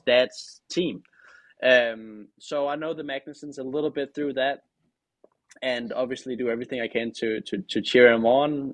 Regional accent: Denmark; now in United States; I'm the first, uh, Danish driver

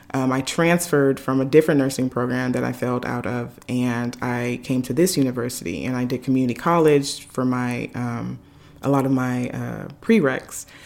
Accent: Nigeria; me being Nigerian, you know, all the aunties and uncles want to come over and cook and do all those things

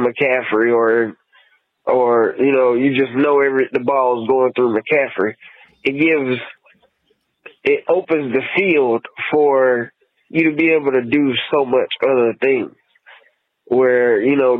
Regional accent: Lumberton, North Carolina, United States; moved away as an adult; now in Washington, United States; I'm from the North Carolina area, from Lumberton, North Carolina.

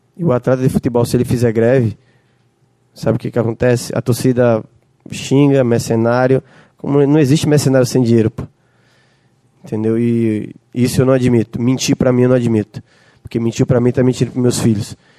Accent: Northeast Region, Brazil; como eu sou nordestino

